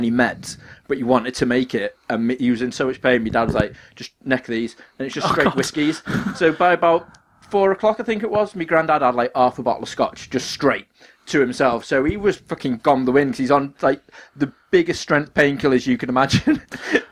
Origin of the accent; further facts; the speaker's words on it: Ellesmere Port, North West England, United Kingdom; I am from Ellesmereport